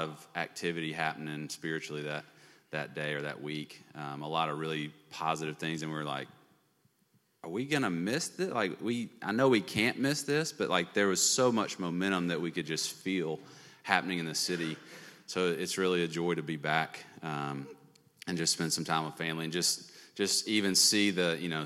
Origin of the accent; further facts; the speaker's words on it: Birmingham, Alabama, United States; moved away as an adult; also born or lived in Texas; now in California, United States; We're both from Birmingham. We're middle school sweethearts. Met in sixth grade. Both went to Homewood.